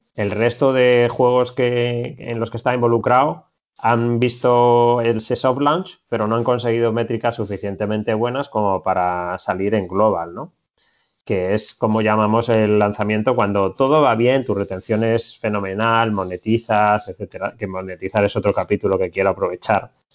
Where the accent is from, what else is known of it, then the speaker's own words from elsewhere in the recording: Madrid, Community of Madrid, Spain; moved away as an adult; now in Barcelona, Spain; Yo soy de Madrid, pero hace cuatro años me vine para, para Barcelona